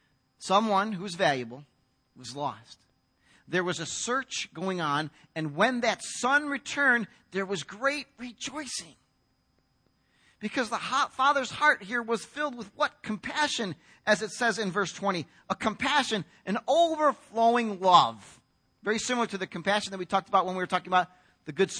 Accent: United States; as an American guy

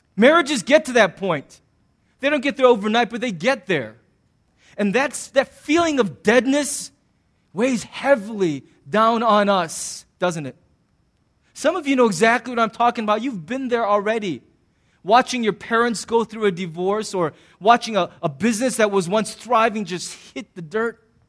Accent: United States; I'm an American

